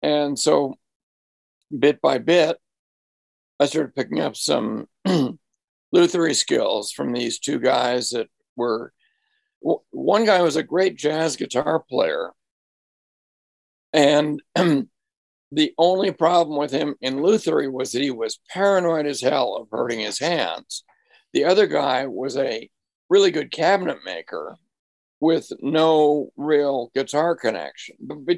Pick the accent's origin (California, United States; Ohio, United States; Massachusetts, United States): Massachusetts, United States; Marblehead; I found in an antique store in my hometown of Marblehead, Massachusetts.